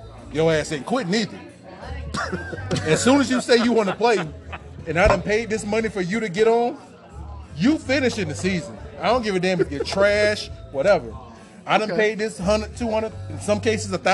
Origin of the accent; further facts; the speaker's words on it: Florida, United States; I'm from Florida